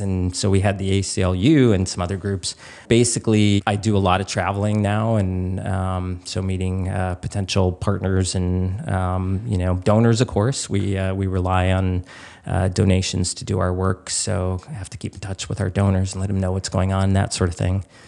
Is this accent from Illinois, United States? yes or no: yes; Chicago, Illinois, United States; moved away as an adult; also born or lived in Alaska; I grew up in Chicago